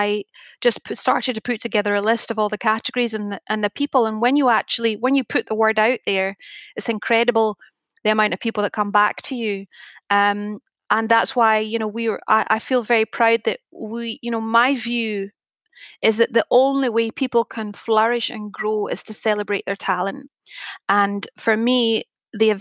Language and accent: English; Scotland, United Kingdom; being Scottish